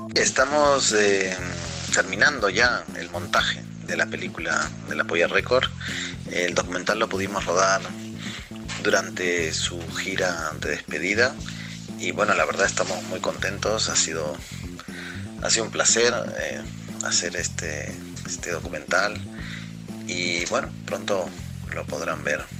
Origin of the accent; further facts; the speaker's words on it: Peru; moved away as an adult; now in Madrid, Spain; salí del Perú en un momento delicado de la guerra interna mi madre es de aquí, mi padre es peruano, y entonces este, me vine a, la ciudad de Madrid con la idea pues, de estudiar y, hacer cine y puedo decir que soy un peruano de Madrid